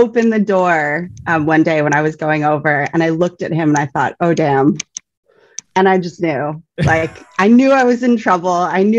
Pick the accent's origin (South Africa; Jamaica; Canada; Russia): Canada; now in Australia; Well, you'll notice I have a bit of an accent. I'm Canadian. I have been in Australia now for almost 14 years.